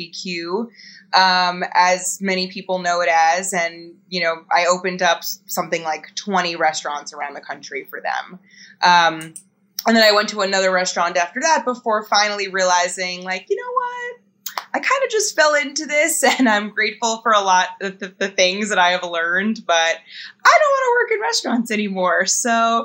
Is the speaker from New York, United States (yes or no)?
yes; New York, United States; I grew up in New York. I went to college in New York